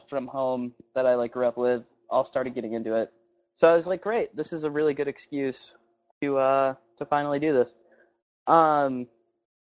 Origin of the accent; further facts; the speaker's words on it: New Hampshire, United States; my hometown in New Hampshire.